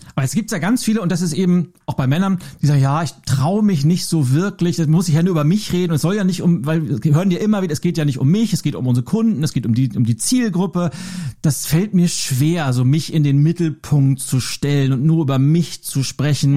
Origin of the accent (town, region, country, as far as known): Lübeck, Schleswig-Holstein, Germany; born or raised there